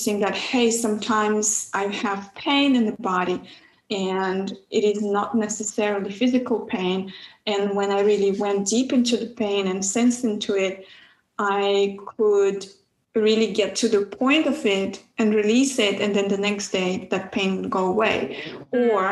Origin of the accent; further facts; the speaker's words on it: Kazakhstan; moved away; I grew up in Kazakhstan